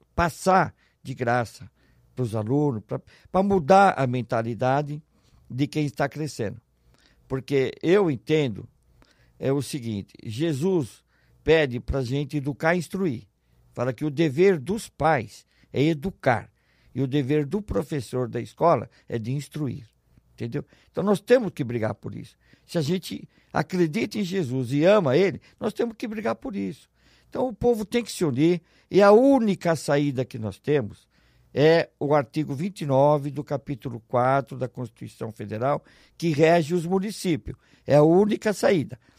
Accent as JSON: {"language": "Portuguese", "region": "São Paulo", "country": "Brazil", "tie": "born or raised there", "moved": "as an adult", "lives_now": "Ribeirão Preto, Brazil", "said": "Eu sou natural de São Paulo, eu era diretor administrativo do Matarazzo, fui transferido para Ribeirão Preto"}